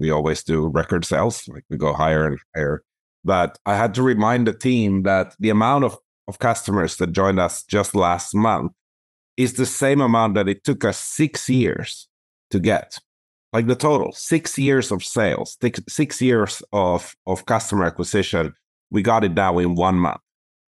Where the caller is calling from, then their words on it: Toronto, Ontario, Canada; I'm calling in from Toronto, Ontario, and I tend to spend about 6 months of the year here, and the rest I do traveling.